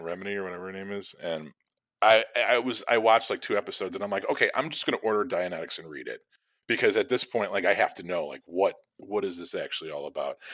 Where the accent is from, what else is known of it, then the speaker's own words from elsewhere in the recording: Chicago, Illinois, United States; growing up in Chicago and living here my whole life